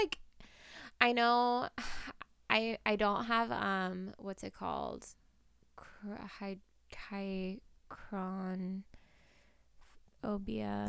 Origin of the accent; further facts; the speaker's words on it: Portland, United States; moved away; My hometown is Portland